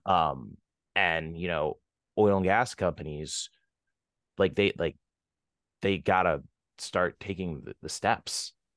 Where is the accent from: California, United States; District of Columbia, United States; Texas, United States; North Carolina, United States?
Texas, United States; Houston; moved away as an adult; now in New York City, United States; I grew up in Houston, Texas